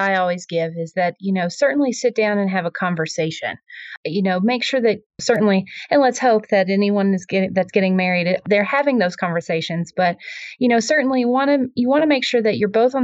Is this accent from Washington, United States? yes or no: no; Tennessee, United States; accent: Southern; moved away as an adult; also born or lived in San Francisco / Vermont / New Jersey/New York area; now in Colorado, United States; I'm originally from Tennessee. So, you know, my apologies for the Southern accent here